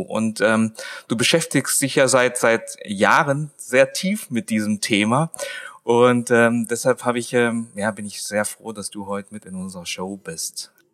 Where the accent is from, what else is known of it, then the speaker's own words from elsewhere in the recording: Swabia, Germany; ich bin ja ein Schwabe.